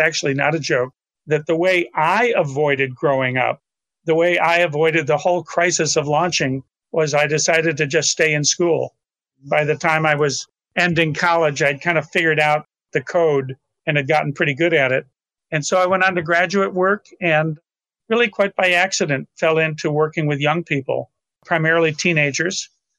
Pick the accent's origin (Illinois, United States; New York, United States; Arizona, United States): New York, United States; Rochester; Rochester, New York.